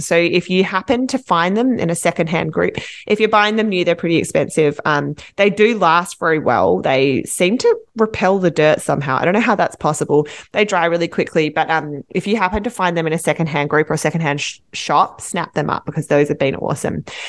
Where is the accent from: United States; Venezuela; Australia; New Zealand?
Australia; as an Australian